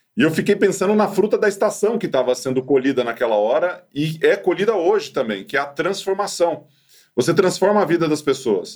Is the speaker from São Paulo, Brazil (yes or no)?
yes; Ituverava, São Paulo, Brazil; moved away; quando eu era moleque lá em Ituverava